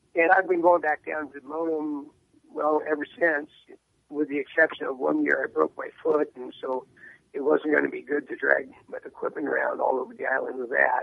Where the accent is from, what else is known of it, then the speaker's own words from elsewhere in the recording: San Diego, California, United States; moved away as an adult; now in Franklin, United States; I grew up in San Diego. I've been there since 1956, and uh, uh, my dad was in the Navy when we moved there